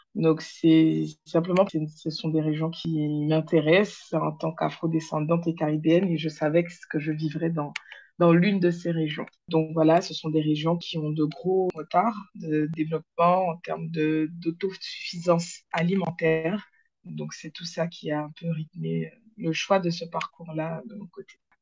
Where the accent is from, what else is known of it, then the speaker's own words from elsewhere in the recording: Le Moule, Guadeloupe; Je suis une Guadeloupéenne, moulienne plus précisément